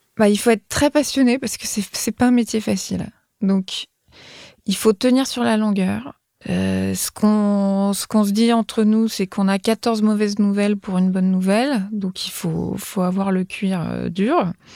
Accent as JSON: {"language": "French", "town": "Paris", "region": "Île-de-France", "country": "France", "tie": "born or raised there", "said": "J'ai grandi à Beaubourg"}